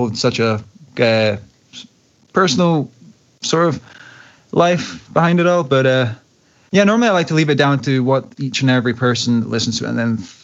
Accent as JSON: {"language": "English", "town": "Glasgow", "region": "Scotland", "country": "United Kingdom", "tie": "born or raised there", "said": "my hometown, Glasgow"}